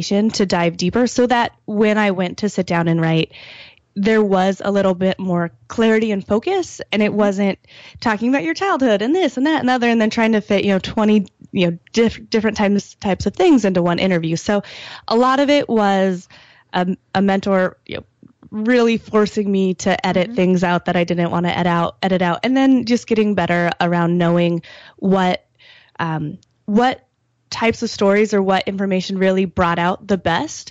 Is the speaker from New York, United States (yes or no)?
no; Wyoming, United States; moved away; also born or lived in Michigan; I'm from Wyoming